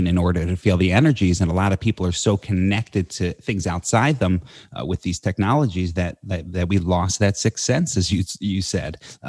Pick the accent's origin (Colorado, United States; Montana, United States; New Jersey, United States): New Jersey, United States; I grew up in New Jersey around Philadelphia.